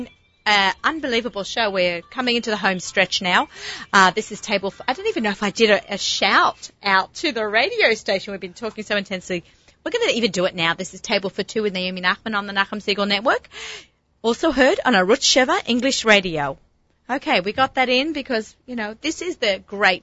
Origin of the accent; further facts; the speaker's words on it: Australia; I'm Australian